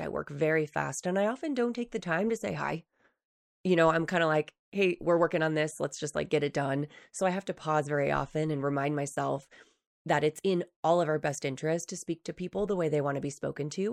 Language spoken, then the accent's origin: English; East Coast, New Hampshire, United States; moved away as an adult; now in Utah, United States; when I first moved to Utah from New Hampshire, so, I grew up in the East Coast